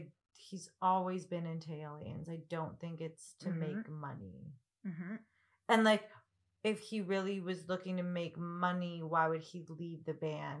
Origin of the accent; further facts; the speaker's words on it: Canada; We're Canadian.